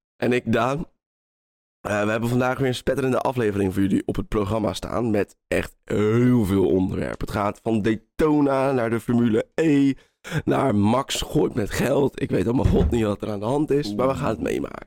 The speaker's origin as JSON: {"language": "Dutch", "country": "Netherlands", "said": "wij als Nederlanders"}